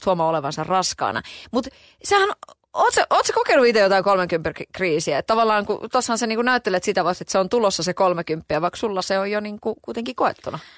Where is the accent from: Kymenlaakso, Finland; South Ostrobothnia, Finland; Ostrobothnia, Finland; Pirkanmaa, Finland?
Kymenlaakso, Finland; Kotka; Mä oon käynyt itse koulua niin pyhtäällä siinä niin kuin lähellä. Et sikäli mä oon Kotkasta lähtöisin.